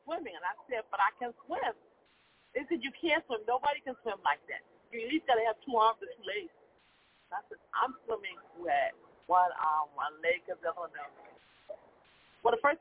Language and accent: English; Chicago, Illinois, United States; I'm from Chicago, Illinois